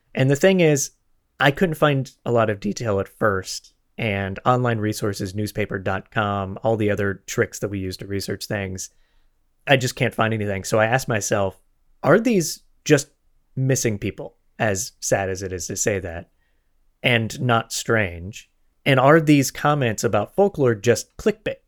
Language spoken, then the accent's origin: English; Florida, United States; moved away; also born or lived in Los Angeles, United States; I'm from Florida originally. I lived in L A for twenty